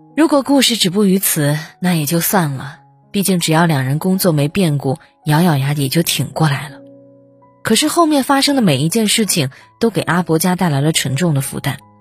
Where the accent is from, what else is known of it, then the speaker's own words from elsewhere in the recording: a small city in Shandong, China; moved away as an adult; now in Beijing, China; 像我这样一个来自山东小城普通家庭的孩子